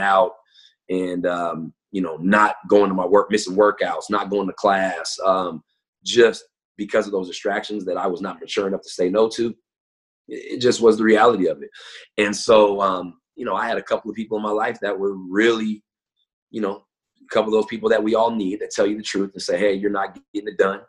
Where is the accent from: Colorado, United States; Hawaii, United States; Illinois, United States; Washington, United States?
Washington, United States; Tacoma; also born or lived in Federal Way, Washington; I'm, I'm from Tacoma. I live in Tacoma, so I went to Lincoln High School my freshman year.